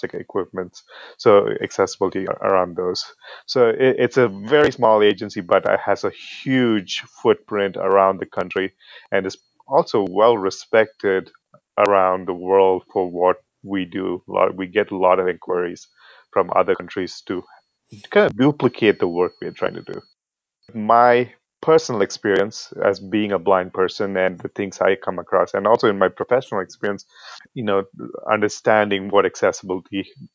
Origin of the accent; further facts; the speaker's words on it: United Arab Emirates; moved away as an adult; also born or lived in India; now in United States; I'm originally from India. I was born in India. I grew up in the United Arab Emirates and then came to the U.S. as an international student and then stuck around.